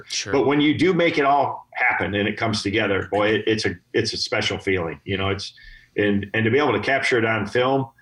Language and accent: English; Michigan, United States; I grew up here in Michigan